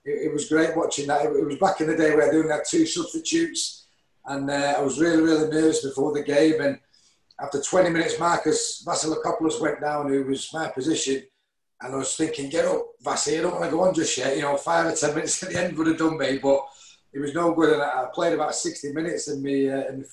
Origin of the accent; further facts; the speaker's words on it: Salford, North West England, United Kingdom; I grew up about 200 metres from the Willows, you know, where Salford used to play